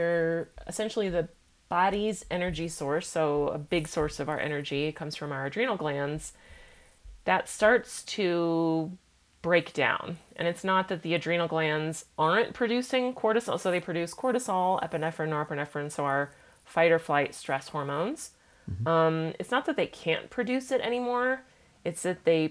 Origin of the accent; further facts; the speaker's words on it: Olympia, Washington, United States; now in Salt Lake City, United States; I started seeing our family naturopath where I grew up in Olympia, Washington